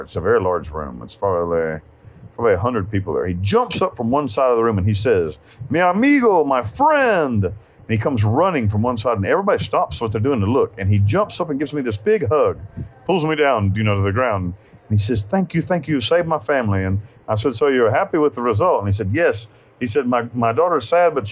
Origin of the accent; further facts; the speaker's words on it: United States; moved away as an adult; also born or lived in Panama; I'm an American